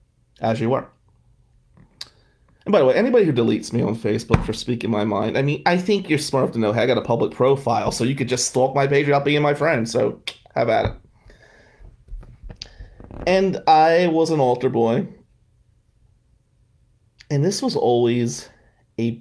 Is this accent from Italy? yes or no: no; Atlantic City, New Jersey, United States; We came from Atlantic City